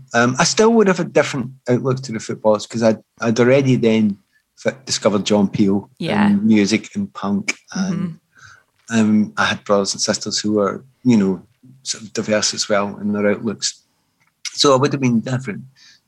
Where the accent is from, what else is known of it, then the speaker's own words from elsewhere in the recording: Scotland, United Kingdom; by this time I'm a Scottish international